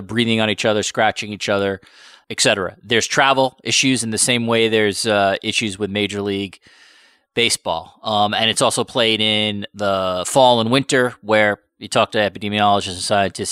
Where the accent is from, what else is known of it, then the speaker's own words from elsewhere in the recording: United States; moved away; I grew up in the States